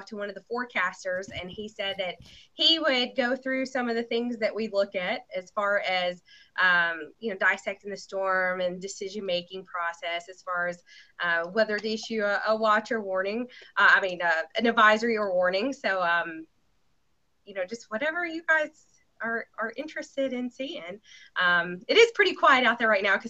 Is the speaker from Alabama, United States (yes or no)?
yes; Athens, Alabama, United States; now in Nashville, United States; I grew up in North Alabama, just outside of Huntsville, a little town called Athens